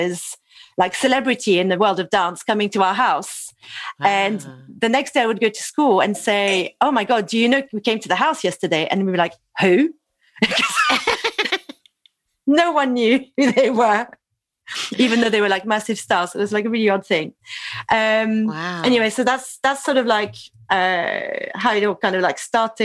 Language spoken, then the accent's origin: English; Toulouse, Occitania, France; I'm French. I was born in Toulouse